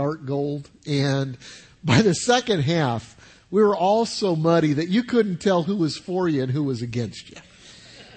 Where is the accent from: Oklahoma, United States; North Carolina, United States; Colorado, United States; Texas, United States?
Colorado, United States; Denver; now in South Carolina, United States; I grew up in Denver, Colorado